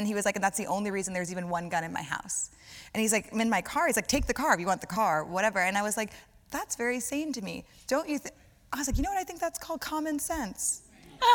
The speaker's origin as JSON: {"language": "English", "region": "Louisiana", "country": "United States", "said": "So I'm from Louisiana"}